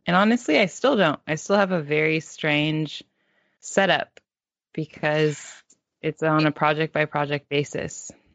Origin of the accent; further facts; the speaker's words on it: Palo Alto, California, United States; we grew up in Palo Alto in the Bay, Silicon Valley